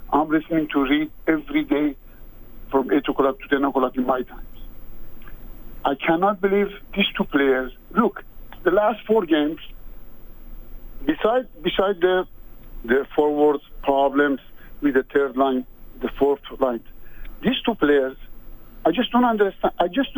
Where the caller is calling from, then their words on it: Montreal, Quebec, Canada; I'm calling from Montreal.